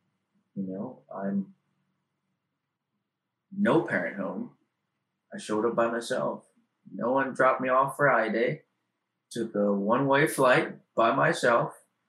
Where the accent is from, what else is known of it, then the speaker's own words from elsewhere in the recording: Hawaii, United States; moved away as an adult; Growing up in Hawaii, I had never been to the mainland before that.